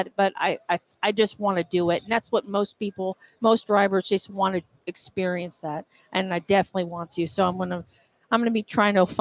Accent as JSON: {"language": "English", "town": "Austin", "region": "Texas", "country": "United States", "moved": "as an adult", "lives_now": "Johnson City, United States"}